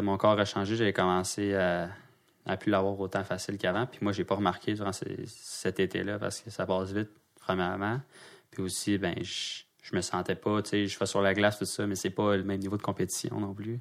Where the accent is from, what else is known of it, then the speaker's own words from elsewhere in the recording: Quebec, Canada; je suis québécois